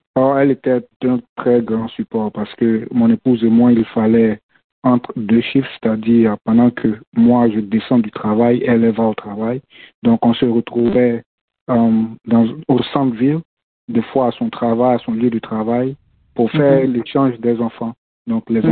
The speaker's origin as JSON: {"language": "French", "country": "Côte d’Ivoire", "moved": "as an adult", "lives_now": "Minnesota, United States", "said": "je suis de la Côte d'Ivoire"}